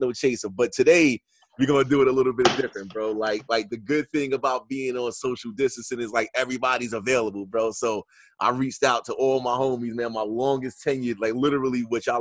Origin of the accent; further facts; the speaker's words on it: New York City, New York, United States; I'm from Queens